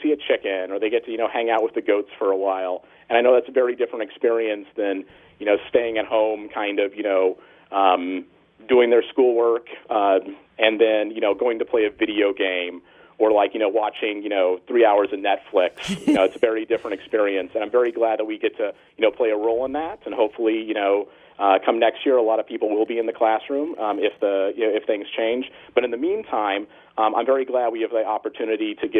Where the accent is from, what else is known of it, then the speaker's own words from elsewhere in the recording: Northern California, United States; I grew up in Northern California